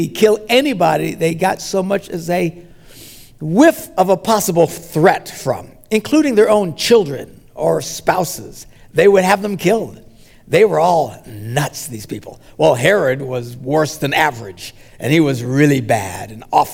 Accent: United States; we're from the West. We're Americans

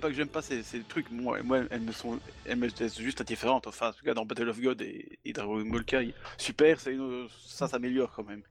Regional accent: Belgium; Je suis, je suis belge, je dis 90.

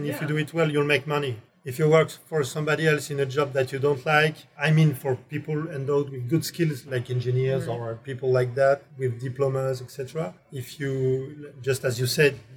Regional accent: Grenoble, Auvergne-Rhône-Alpes, France; English is a second language; also born or lived in Ohio; I come from Grenoble, as I said, which is quite fresh place in the winter with a lot of mountains.

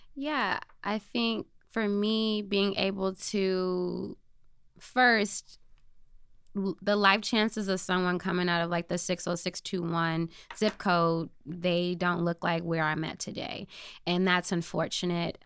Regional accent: Chicago, Illinois, United States; also born or lived in Michigan; I grew up in the Inglewood community on the South Side, born and raised there.

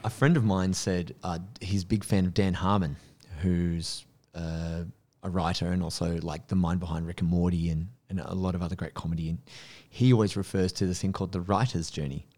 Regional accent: Penrith, New South Wales, Australia; I grew up in Penrith

